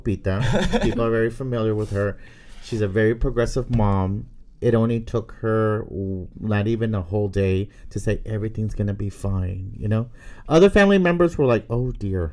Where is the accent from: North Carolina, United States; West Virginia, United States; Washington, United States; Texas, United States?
Texas, United States; Brownsville; moved away as an adult; also born or lived in San Antonio, Texas; my hometown of South Texas, Brownsville